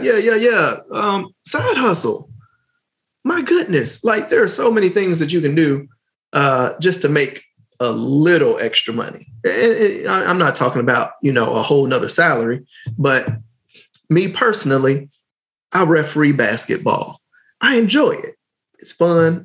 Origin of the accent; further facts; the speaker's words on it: Gary, Indiana, United States; I'm from Gary.